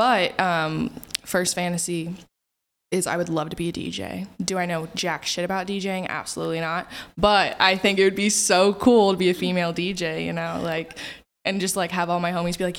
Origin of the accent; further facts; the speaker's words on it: Kansas City, Missouri, United States; I'm from Kansas City and lived at, like, in the suburbs, wanted to move downtown, live my city girl life, you know.